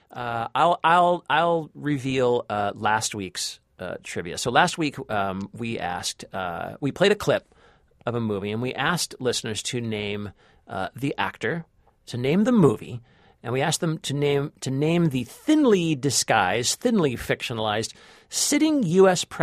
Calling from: New Jersey, United States; calling from New Jersey. I'm cooking from Passover

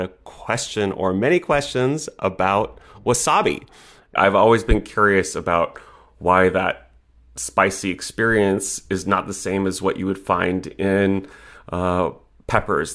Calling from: Berkeley, California, United States; I'm calling from Berkeley.

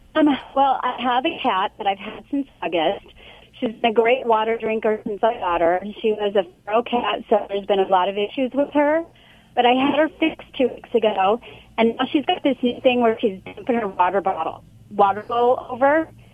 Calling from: Huntington Beach, California, United States; also born or lived in Anaheim; I'm calling from work, so I'm in Anaheim, but I live in Huntington Beach.

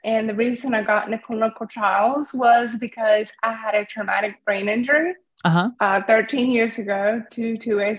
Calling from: Raleigh, North Carolina, United States; I'm calling from Raleigh, North Carolina. Right outside of Raleigh.

